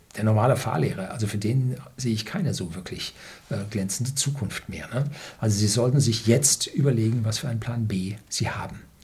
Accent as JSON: {"language": "German", "region": "Bavaria", "country": "Germany", "said": "bei uns in Süddeutschland, vor allem in Bayern hier"}